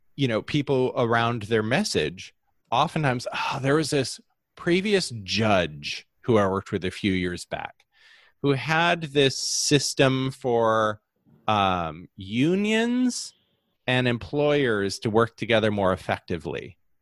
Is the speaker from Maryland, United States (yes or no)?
no; Holland, Michigan, United States; I grew up uh, in a incredibly homogeneous society uh, of Holland, Michigan. I was born in Holland, Michigan